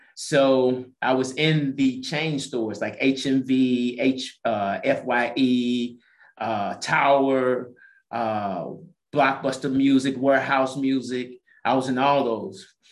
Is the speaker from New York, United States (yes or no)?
no; St. Louis, Missouri, United States; moved away as an adult; also born or lived in Las Vegas, Nevada; now in Atlanta, United States; I'm originally from St. Louis, Missouri